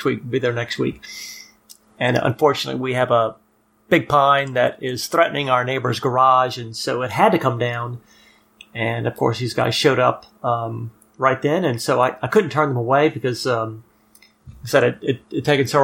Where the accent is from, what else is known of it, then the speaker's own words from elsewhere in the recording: South Louisiana, United States; I grew up in South Louisiana